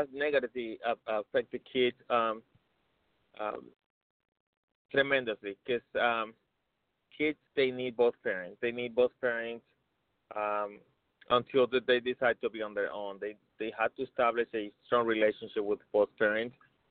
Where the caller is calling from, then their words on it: Tucson, Arizona, United States; I'm calling from Tucson.